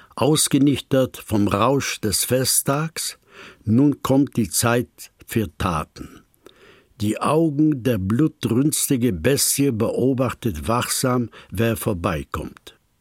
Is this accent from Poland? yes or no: yes; Poland; moved away; Ich stamme aus Polen.